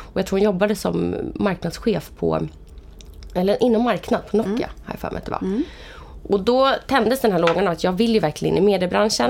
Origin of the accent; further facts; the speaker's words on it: Vallentuna, Stockholm County, Sweden; Jag kommer från uppväxt i Vallentuna. Mm. Jag lämnade Vallentuna i två år men nu är jag mm. faktiskt tillbaka där.